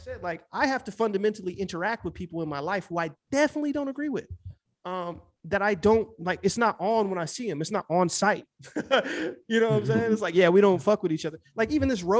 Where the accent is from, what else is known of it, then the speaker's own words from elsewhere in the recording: Midwest, United States; also born or lived in Los Angeles; I'm from the Midwest.